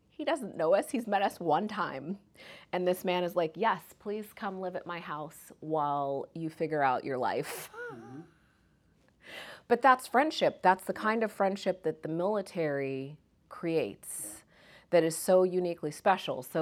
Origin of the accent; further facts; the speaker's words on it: Kansas, United States; also born or lived in Jamaica; I'm Jamaican by birth. So mm-hmm. I was born in Jamaica, moved to Kansas.